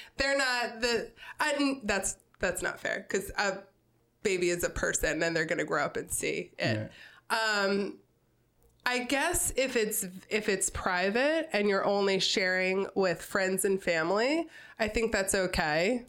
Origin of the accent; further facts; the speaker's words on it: Newark, Delaware, United States; also born or lived in Wilmington; I grew up in Newark um, in a neighborhood called West Branch uh, for the majority of my childhood